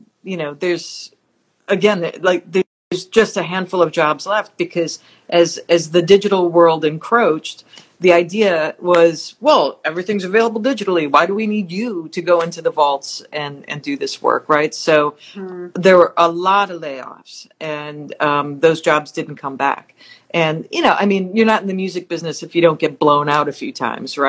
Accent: Wisconsin, United States; moved away as an adult; also born or lived in Hollywood; I'm from Wisconsin

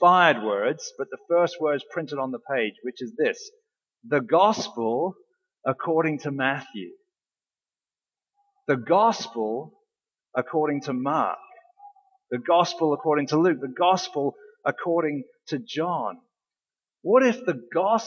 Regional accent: England, United Kingdom; moved away; my experience growing up in England

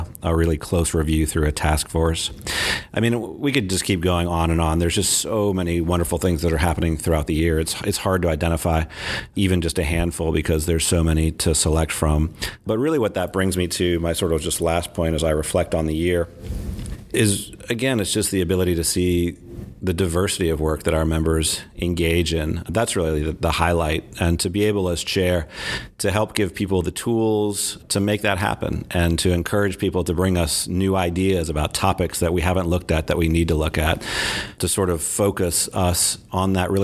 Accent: Nashville, Tennessee, United States; my hometown of Nashville

